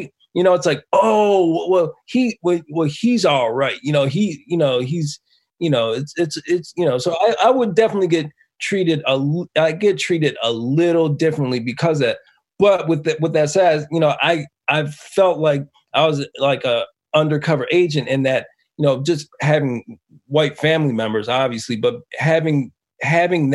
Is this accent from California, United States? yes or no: no; Buffalo, New York, United States; moved away; growing up in Buffalo